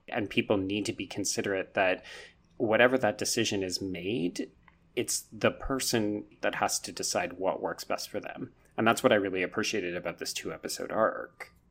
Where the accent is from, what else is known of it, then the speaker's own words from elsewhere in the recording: Canada; grow up as a Canadian